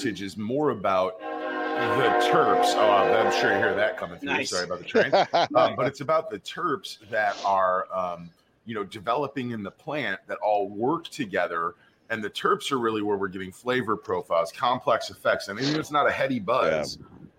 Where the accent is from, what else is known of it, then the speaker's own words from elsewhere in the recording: Chicago, Illinois, United States; moved away as an adult; now in Washington, United States; I'm from Chicago